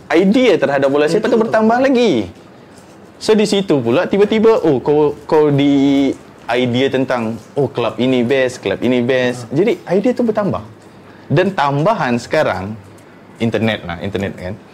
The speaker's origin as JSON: {"language": "Malay", "region": "Selangor", "country": "Malaysia", "said": "kenapa perlu sokong Selangor sebab aku ni orang sini kot contohnya kan aku orang sini"}